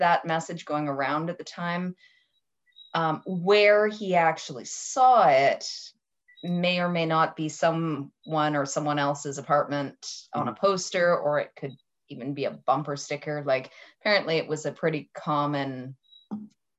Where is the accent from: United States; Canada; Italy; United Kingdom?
Canada; I'm Canadian and I use different terminology.